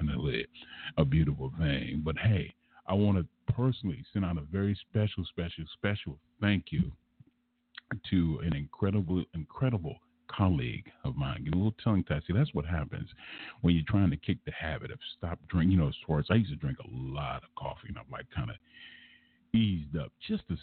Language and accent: English; Los Angeles, California, United States; growing up in South Central Los Angeles